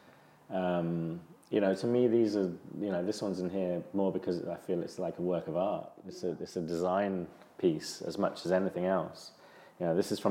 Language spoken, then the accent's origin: English; England, United Kingdom; growing up in England